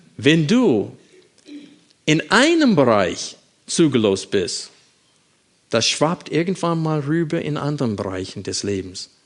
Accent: United States; moved away; wenn ich meine Heimat besuche

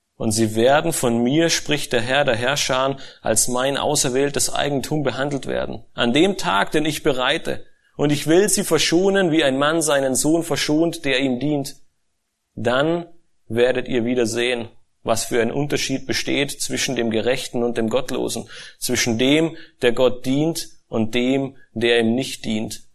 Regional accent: Germany; als Deutsche

